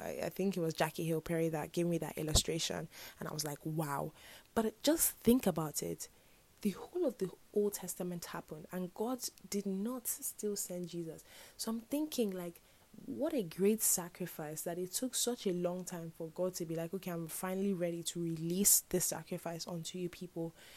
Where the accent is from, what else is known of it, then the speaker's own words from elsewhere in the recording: Nigeria; I'm Nigerian